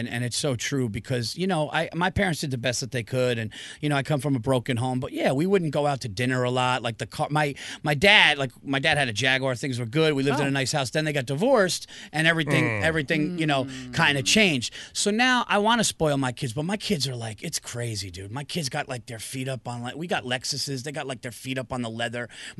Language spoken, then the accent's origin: English; Yonkers, New York, United States; also born or lived in Westchester County, New York; I live in Westchester County. I was born in Yonkers, New York, right outside the Bronx, and always been a Westchester guy. Now me and my family, we live like about an hour north of Manhattan, up in like you know, horse country.